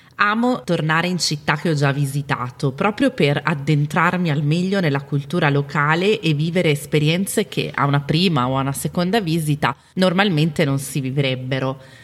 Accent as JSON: {"language": "Italian", "town": "Milan", "region": "Lombardy", "country": "Italy", "tie": "born or raised there", "said": "Milano, che è la mia città natale"}